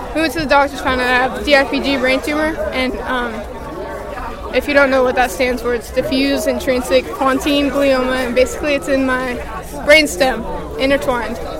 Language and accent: English; Encinitas, California, United States; I'm from Encinitas, California